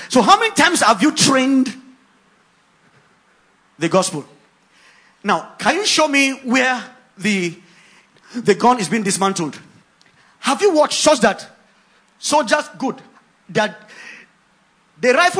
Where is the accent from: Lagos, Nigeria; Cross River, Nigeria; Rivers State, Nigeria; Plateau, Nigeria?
Cross River, Nigeria; Ogoja; I grew up in Ogoja